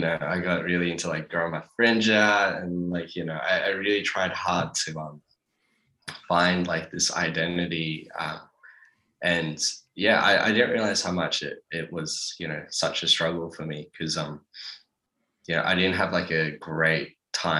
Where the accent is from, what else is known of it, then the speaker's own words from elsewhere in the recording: Sydney, New South Wales, Australia; growing up in the Shire